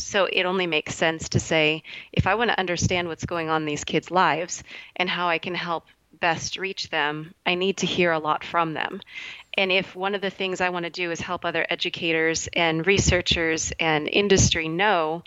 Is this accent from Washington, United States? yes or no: yes; Seattle, Washington, United States; I'm from the Seattle, Washington area, and I work at Renton Prep Christian School